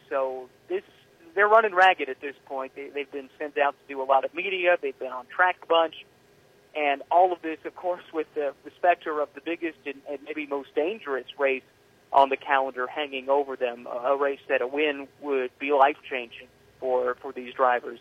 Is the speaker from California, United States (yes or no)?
no; Indianapolis, Indiana, United States; growing up in Indianapolis, um, going to this race as a kid